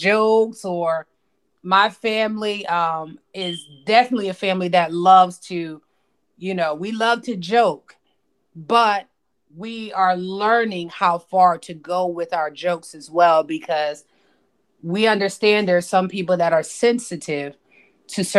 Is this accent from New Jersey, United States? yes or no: yes; Paterson, New Jersey, United States; now in North Carolina, United States; we were raised in Patterson